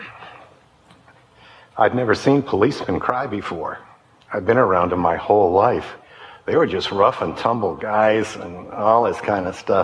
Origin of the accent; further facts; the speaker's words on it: Detroit, Michigan, United States; I grew up in Detroit